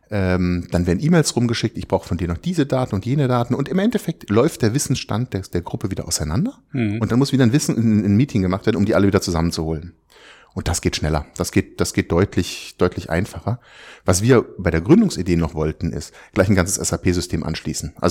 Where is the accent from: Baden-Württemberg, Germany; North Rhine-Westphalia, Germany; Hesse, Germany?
Baden-Württemberg, Germany; Freiburg; Ich komme aus Süddeutschland, ich bin in Freiburg geboren, da unten in der Ecke dann